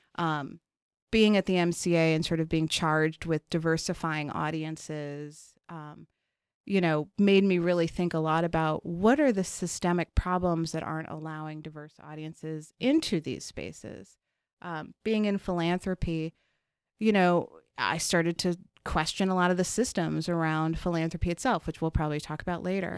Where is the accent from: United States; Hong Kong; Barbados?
United States; Chicago, Illinois; I was born in Chicago, raised on the South Side in Bronzeville, and then in Hyde Park